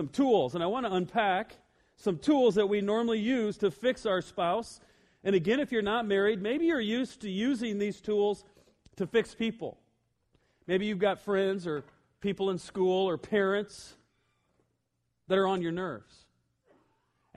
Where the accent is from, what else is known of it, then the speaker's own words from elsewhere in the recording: Iowa, United States; I'm all the way from Iowa